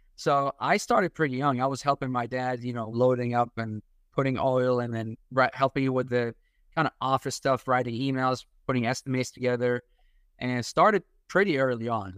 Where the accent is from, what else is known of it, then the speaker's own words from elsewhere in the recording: Iraq; English is a second language; now in United States; I'm a Catholic from Iraq, so we're, we're immigrants.